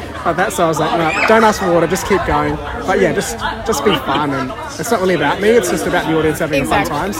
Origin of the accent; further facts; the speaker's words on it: India; now in Australia; I grew up in India, we know that those are samosas.